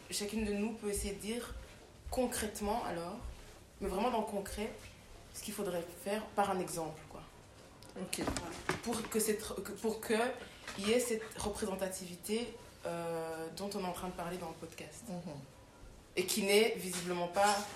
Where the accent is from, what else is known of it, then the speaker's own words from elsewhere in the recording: France; parce que je suis française